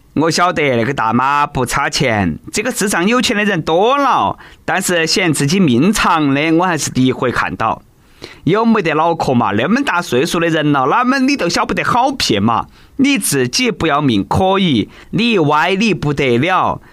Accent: China; 其实老外啦真的是不如我们中国人耐热。

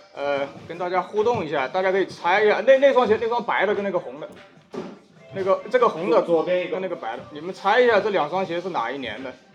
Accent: Wuhan, Hubei, China; 身为武汉人

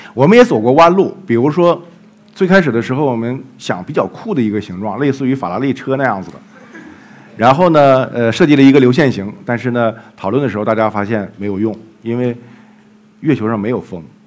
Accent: Jilin, China; moved away; 后来我们又到了吉林， 也是我的家乡

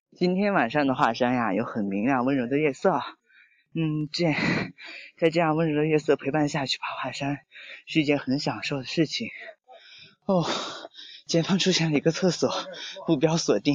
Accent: Shanxi, China; 我是山西人

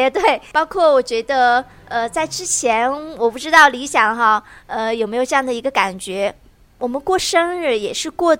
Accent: China; 作为一个中国人啊，

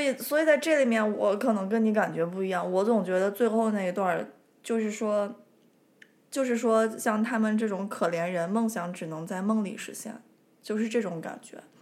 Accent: Hohhot / Inner Mongolia, China; accent: Hohhot dialect

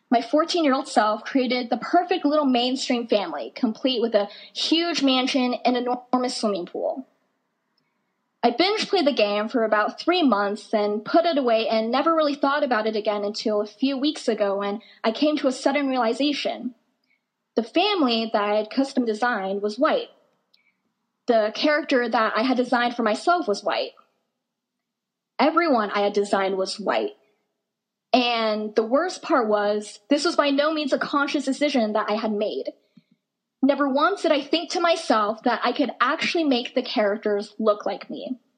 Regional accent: Boise, Idaho, United States; also born or lived in South Dakota / North Dakota; Oh, I, am from Boise, Idaho. I see, but where are you really from? I, I mean, I, I lived in South Dakota for a while. Okay, what about before that? I mean, I lived in North Dakota

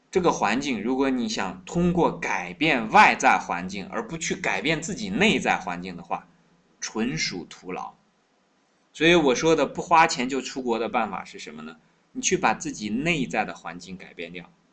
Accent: China

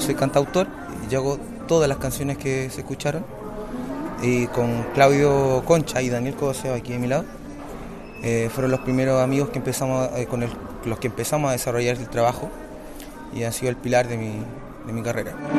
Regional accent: Valparaíso, Chile; vengo de Chile, Valparaíso

